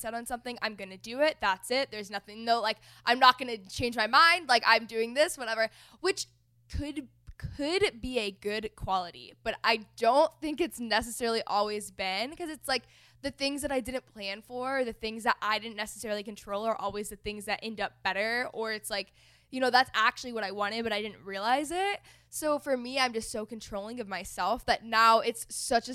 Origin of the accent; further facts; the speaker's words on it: one town away from Plano, Texas, United States; growing up in Plano. We grew up like one town away from each other